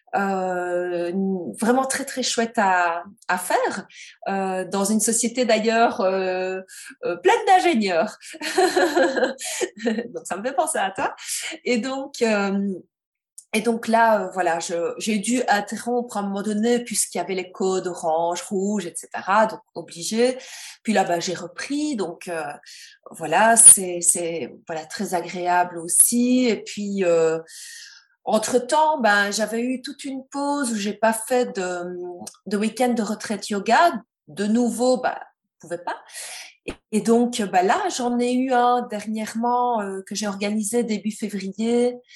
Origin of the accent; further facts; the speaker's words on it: Belgium; je suis belge